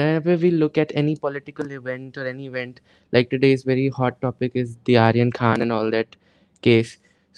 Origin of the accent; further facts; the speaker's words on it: Mirzapur, Uttar Pradesh, India; I am from Mirzapur. It's in UP.